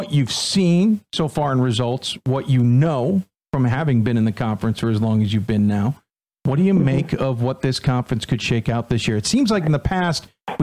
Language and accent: English; Chicago, Illinois, United States; growing up in Chicago